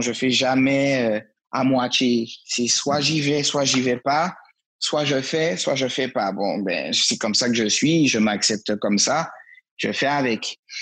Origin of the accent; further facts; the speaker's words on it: Martinique; also born or lived in Lyon, France; j'habitais à Lyon à l'époque, je suis né à Lyon. Et mes parents ont décidé de retourner au pays. Et euh, en retournant au pays à 8 ans, euh, ben, j'ai continué les arts martiaux où bon, il y avait pas, ça n'existait pas encore en Martinique